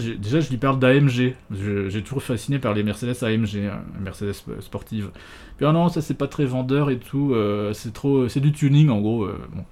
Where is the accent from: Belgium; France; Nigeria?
France; Nancy, Grand Est; also born or lived in Hamburg / Alsace; je suis né à Nancy